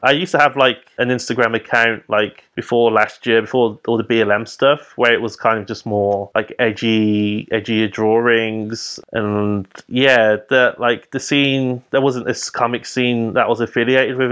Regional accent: Birmingham, West Midlands, United Kingdom; I'm from Birmingham

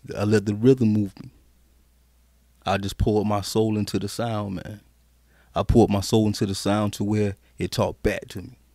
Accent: Carolina, United States; also born or lived in Killeen, Texas; I'm really a Carolina baby.

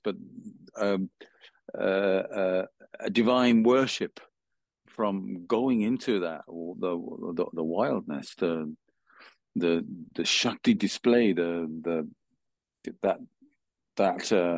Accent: Birmingham, West Midlands, United Kingdom; I was brought up in Birmingham

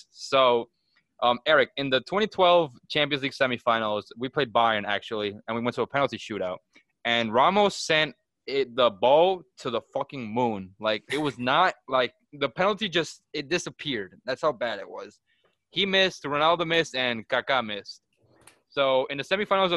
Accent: United States; I'm an American too

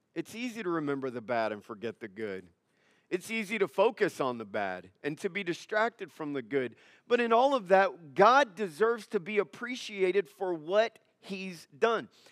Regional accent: United States; I'm an American

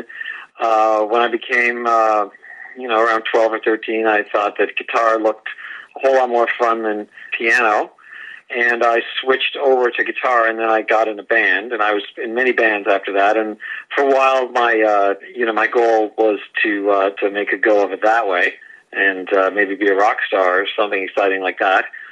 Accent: Canada; moved away; I was born in Canada

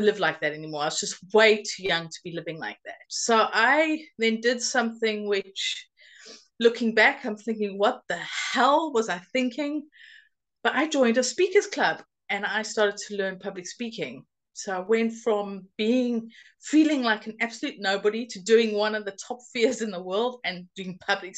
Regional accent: South Africa; now in United Kingdom; I grew up in South Africa, but I've been living in the UK for 22 and a half years now

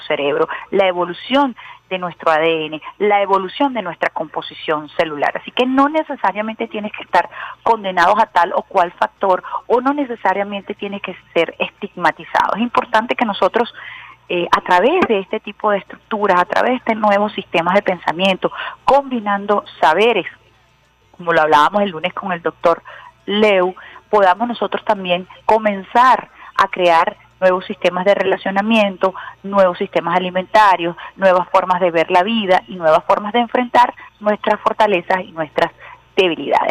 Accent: Venezuela

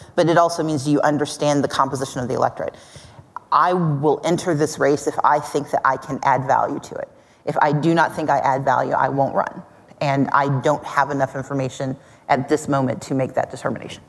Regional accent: Mississippi, United States; now in Georgia, United States; I grew up in Mississippi. I live in Georgia.

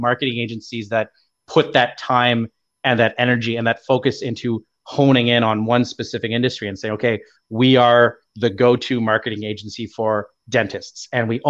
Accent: Canada; as a Canadian

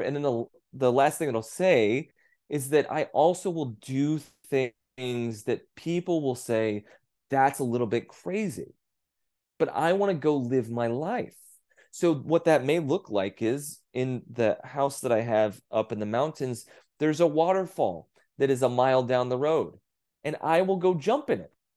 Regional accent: Texas, United States; growing up in Texas

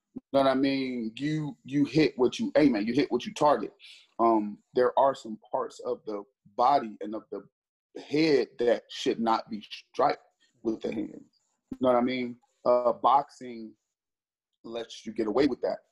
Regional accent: Cleveland, Ohio, United States; I'm from Cleveland, Ohio

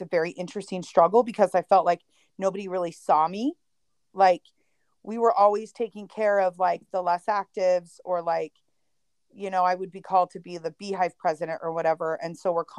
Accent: Utah, United States; I live in Utah. I was raised in Utah.

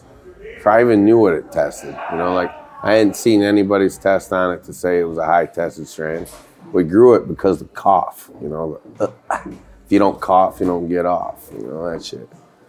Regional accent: Michigan, United States; North of Detroit.

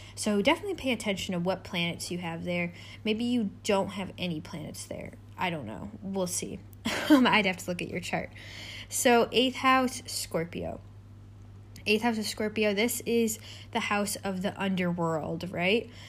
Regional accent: United States; my home country, which is America. I'm American.

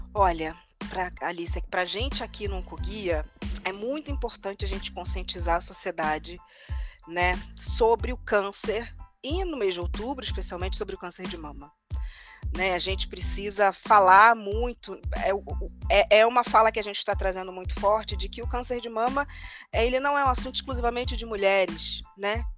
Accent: Rio de Janeiro, Brazil; eu sou carioca de origem

